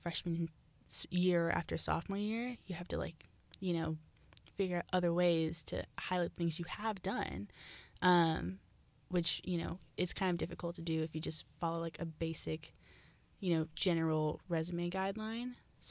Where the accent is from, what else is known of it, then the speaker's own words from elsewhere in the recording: Columbus, Ohio, United States; moved away as an adult; I am born and raised from Columbus, Ohio.